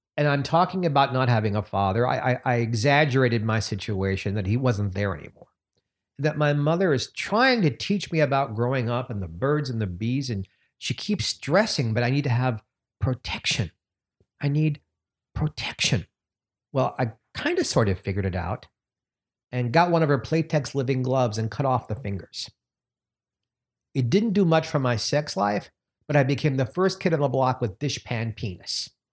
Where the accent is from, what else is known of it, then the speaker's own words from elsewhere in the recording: New York City, New York, United States; moved away; I'm so thrilled to be in my hometown